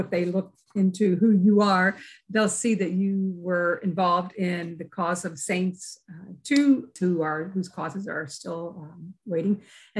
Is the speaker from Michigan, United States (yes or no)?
no; Kentucky, United States; Kentucky, which is my home state